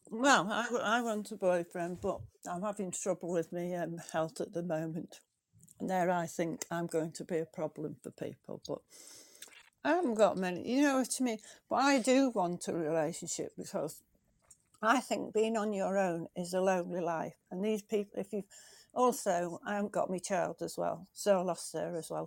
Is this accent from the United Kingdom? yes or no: yes; England, United Kingdom; from England